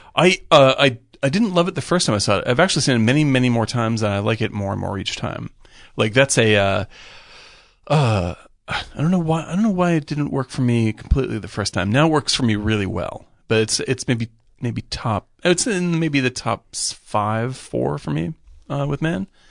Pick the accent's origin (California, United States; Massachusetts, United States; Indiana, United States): Massachusetts, United States; Cape Cod; also born or lived in Boston; now in Los Angeles, United States; I grew up in Cape Cod